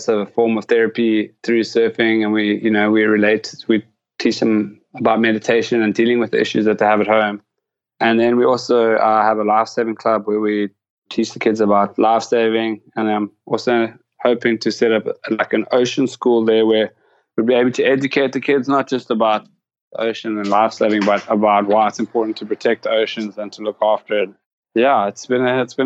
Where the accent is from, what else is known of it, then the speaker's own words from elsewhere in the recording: Hout Bay, Western Cape, South Africa; I grew up in Heart Bay, the town in that video that you watched, and I learned to surf there